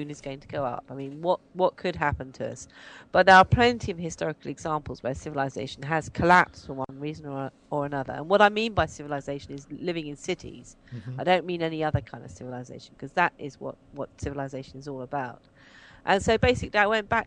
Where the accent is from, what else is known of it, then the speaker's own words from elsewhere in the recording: Cambridge, East of England, United Kingdom; moved away as an adult; also born or lived in Brighton / London; now in Suffolk, United Kingdom; I grew up in Cambridge, where I was born and first went to school